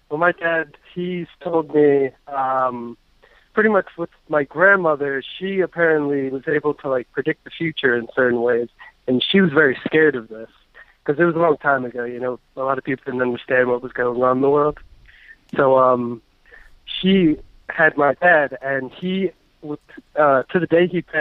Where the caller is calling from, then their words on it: New York, United States; Hey, I'm from New York.